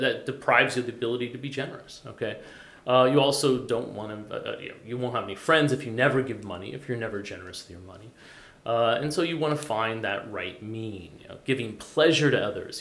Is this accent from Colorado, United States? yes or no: yes; Boulder, Colorado, United States; moved away; I come from Boulder, Colorado.